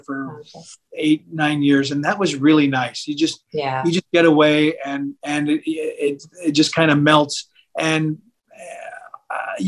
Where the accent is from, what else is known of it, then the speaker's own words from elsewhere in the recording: Seattle, Washington, United States; now in California, United States; I grew up in Seattle